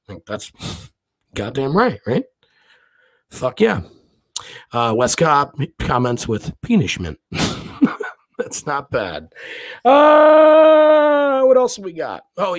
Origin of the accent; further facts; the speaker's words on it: Scotland, United Kingdom; moved away; I am from Scotland. As most of you know, I did move here. And again, I've told you before, I'm a Catholic from the West Coast.